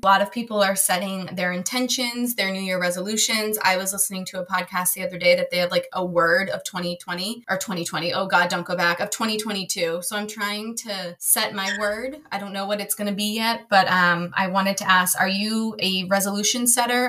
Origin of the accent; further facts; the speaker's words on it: right outside of Massachusetts, United States; now in Maryland, United States; I grew up right outside of Massachusetts.